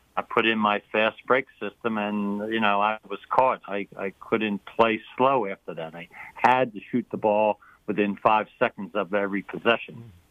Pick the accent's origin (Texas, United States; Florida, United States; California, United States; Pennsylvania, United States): Pennsylvania, United States; Philadelphia; moved away; I grew up in Philadelphia